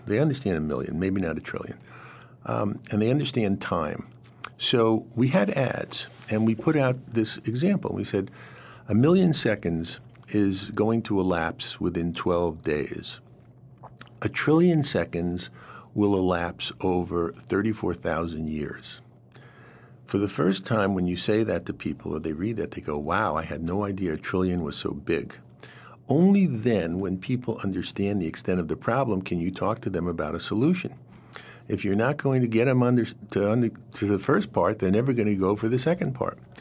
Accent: New York City, New York, United States; moved away; part of my childhood was growing up in Queens, not very far from, from where Donald Trump grew up in Queens

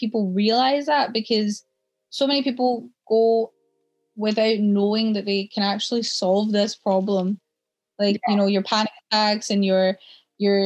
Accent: South India, India; moved away; I was born in India

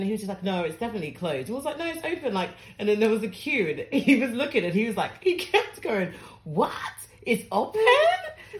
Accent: Ghana; No, but I'm from Ghana, it's fine. I love my brothers.

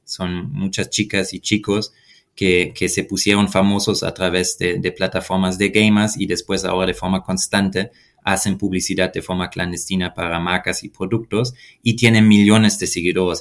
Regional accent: Germany; Spanish is a second language; moved away as an adult; now in Mexico City, Mexico; mi país natal, Alemania

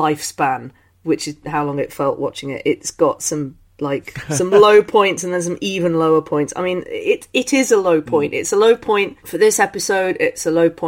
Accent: London, United Kingdom; I'm born in London

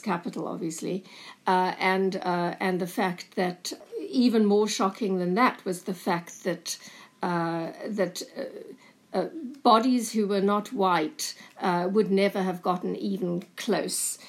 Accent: South Africa; moved away as an adult; also born or lived in Cape Town / Berlin; growing up in apartheid South Africa

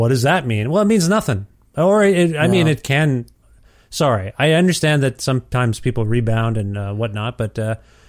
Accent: Cambridge, Ontario, Canada; moved away as an adult; also born or lived in Guelph, Ontario; now in Edmonton, Canada; Cambridge, ostensibly, it's an hour from Toronto, but sort of like in the, not a suburb of Toronto, but kind of. So I grew up in that small town

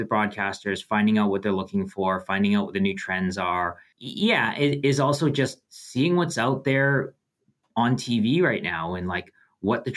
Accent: Canada; being Canadian

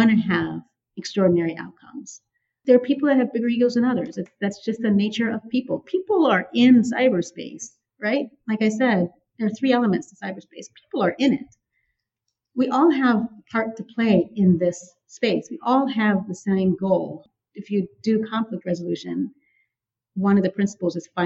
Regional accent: San Francisco, California, United States; I grew up in San Francisco

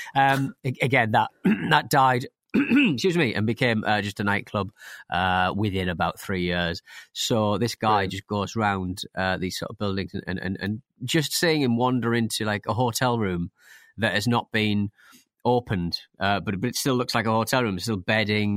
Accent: Hartlepool, North East England, United Kingdom; my hometown of Hartlepool

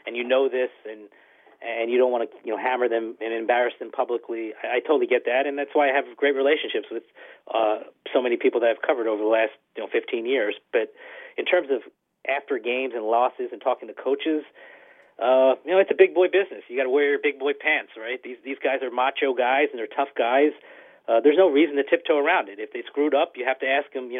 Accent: Philadelphia, Pennsylvania, United States; Growing up in Philadelphia, I always used to read Jason Stark

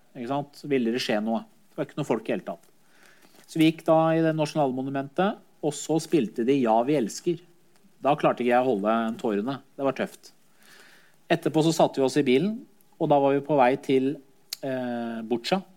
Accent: Skotselv, Buskerud, Norway; also born or lived in Iran / Drammen; Jeg vokste opp i Skotselva, eh, i det miljøet

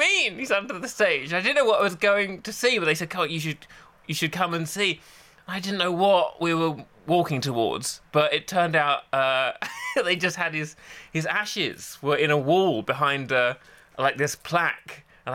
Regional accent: Essex, East of England, United Kingdom; I grew up gay in Essex

